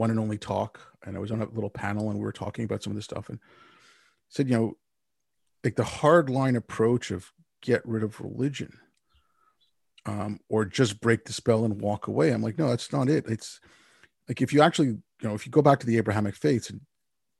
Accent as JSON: {"language": "English", "country": "India", "tie": "born or raised there", "said": "I was born in India."}